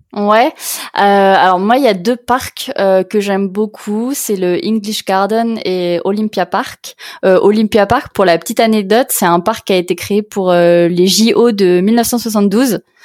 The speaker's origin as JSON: {"language": "French", "country": "France", "said": "en tant que Français"}